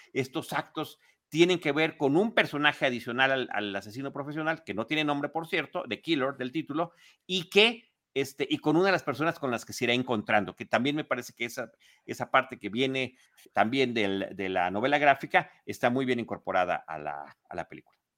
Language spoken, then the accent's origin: Spanish; Mexico City, Mexico; yo como chilango